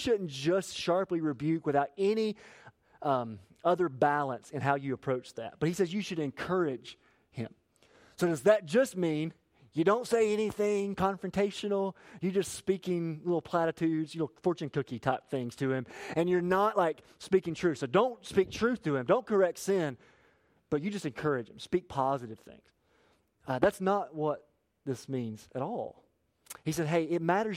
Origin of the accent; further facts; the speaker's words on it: Appalachia, United States; I'm from Appalachia